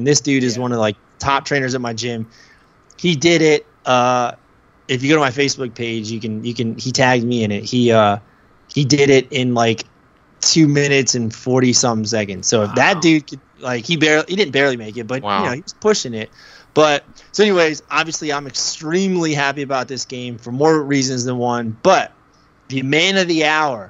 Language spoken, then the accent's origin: English; Maryland, United States; I live in Maryland. I'm from Maryland.